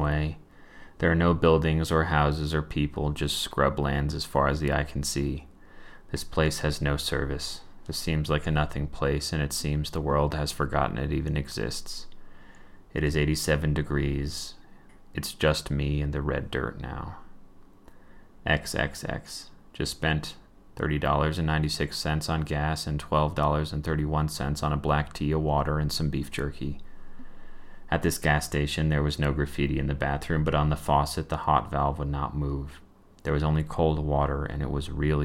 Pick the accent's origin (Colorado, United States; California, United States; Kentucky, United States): Colorado, United States; I'm from Colorado